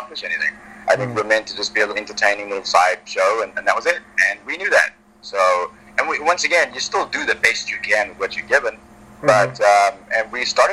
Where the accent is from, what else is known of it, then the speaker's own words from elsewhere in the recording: South Africa; moved away; I grew up in South Africa